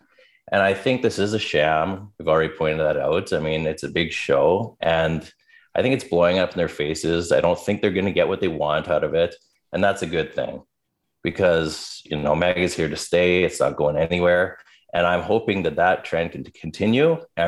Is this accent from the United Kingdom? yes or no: no; Canada; despite the fact that I'm a Canadian